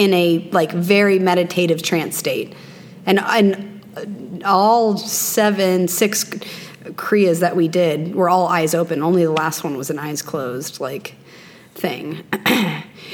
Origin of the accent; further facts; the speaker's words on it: Missouri, United States; now in Scottsdale, United States; I'm from Missouri originally, in the Midwest